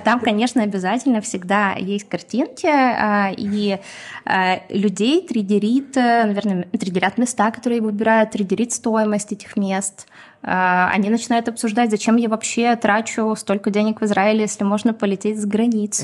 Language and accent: Russian; Donetsk, Donetsk Oblast, Ukraine; first language Russian; now in Israel; это мой родной язык. Я родилась и выросла в Донецке, поэтому я прекрасно говорю и на русском, и на украинском